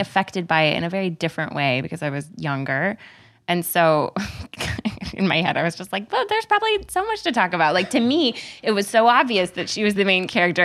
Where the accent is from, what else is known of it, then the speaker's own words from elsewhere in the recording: Texas, United States; I'm from Texas